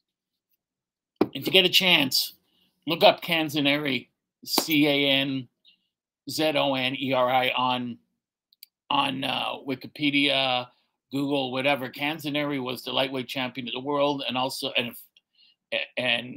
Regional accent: Canada; Farming's the backbone of our country and always has been

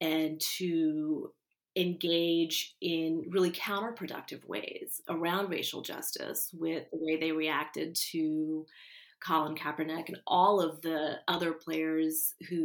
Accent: Houston, Texas, United States; I'm from Houston

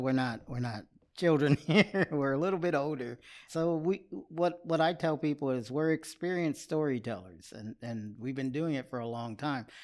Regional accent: Austin, Texas, United States; now in Buda, United States; I am a native of Austin, Texas.

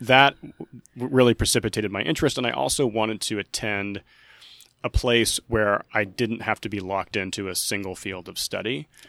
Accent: Skiatook, Oklahoma, United States; I'm originally from Skytook, Oklahoma

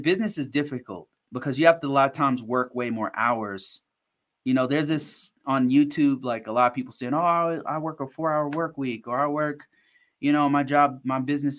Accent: Ghana; I'm from Ghana. I worked for the Ghanaian government 6 years ago or whatever.

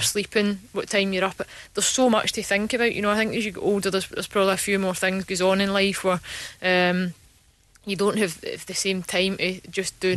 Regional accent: Glasgow, Scotland, United Kingdom; growing up in Glasgow

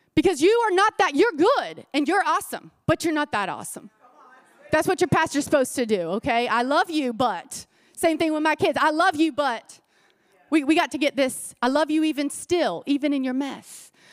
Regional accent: Florida, United States; I grew up in Florida

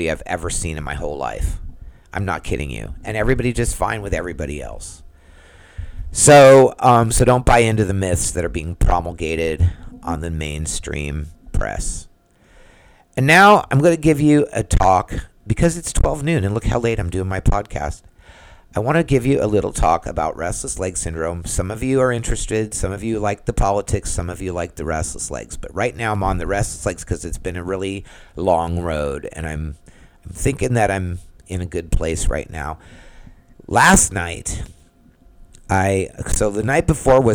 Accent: San Diego, California, United States; moved away as an adult; now in Orlando, United States; I'm from San Diego

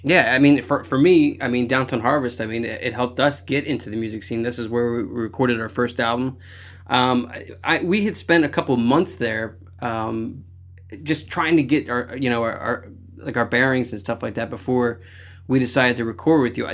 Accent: Philadelphia, Pennsylvania, United States; moved away as an adult; also born or lived in Los Angeles; I'm from Philadelphia.

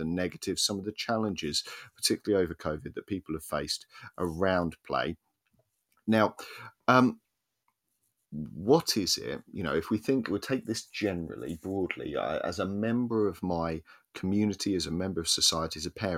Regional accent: Essex, East of England, United Kingdom; accent: Essex; now in Wales, United Kingdom; my Essex accent

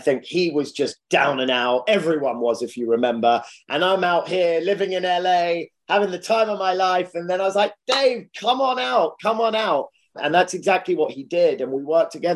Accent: London, United Kingdom; moved away as an adult; now in Los Angeles, United States; born and raised in central London, loved living there

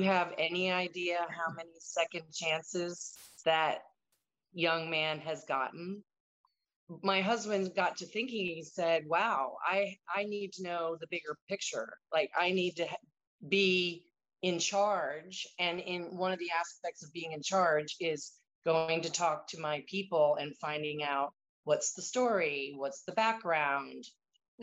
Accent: Annapolis, Maryland, United States; growing up in Annapolis, my parents actually sponsored one of the very first female midshipmen at the academy

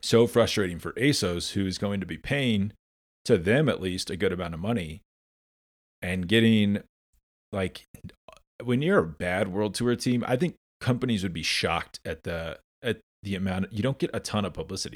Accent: United States; I'm American

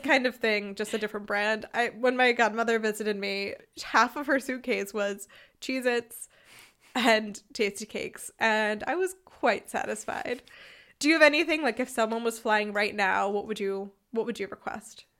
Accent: United States; moved away as an adult; now in Freiburg, Germany; I'm American

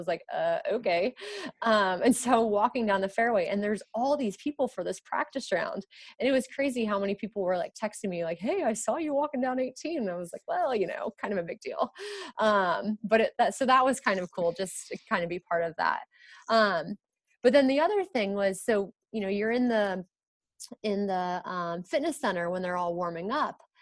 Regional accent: United States; I'm American

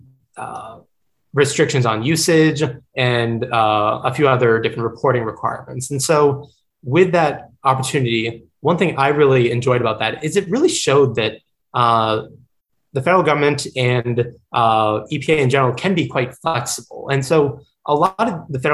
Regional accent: Gulf Coast of Florida, United States; also born or lived in New York City, United States; growing up on the Gulf Coast of Florida

